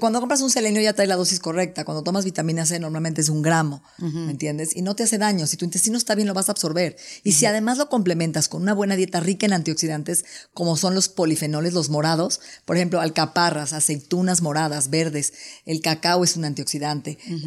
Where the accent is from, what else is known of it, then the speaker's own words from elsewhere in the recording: Mexico; soy mexicana